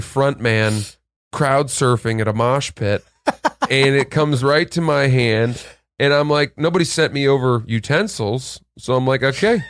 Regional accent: Maine, United States; I'm from Maine

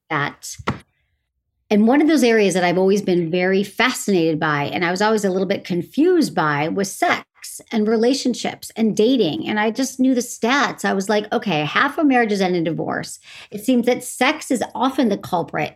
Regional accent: Farmington Hills, Michigan, United States; moved away as an adult; also born or lived in San Francisco; I'm from Farmington Hills, Michigan, which is a suburb of Detroit.

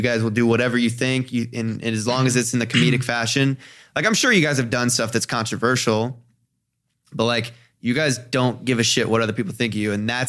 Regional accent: Ohio, United States; I came out here from Ohio and for some reason, when I first started making videos, when I first started posting on social media, mm-hmm. it was at a time where I felt like I cared a lot about what the kids back home thought of me.

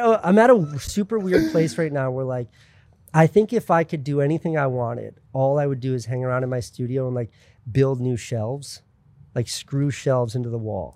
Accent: southeastern Connecticut, United States; moved away as an adult; also born or lived in New York; I was in Connecticut forever

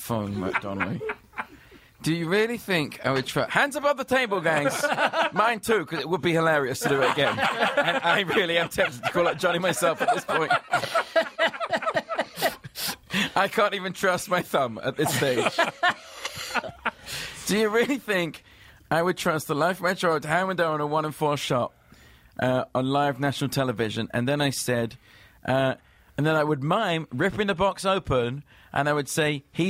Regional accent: England, United Kingdom; I'm English.

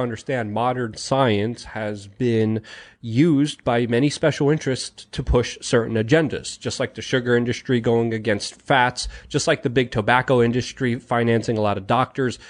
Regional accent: New York City, New York, United States; born or raised there

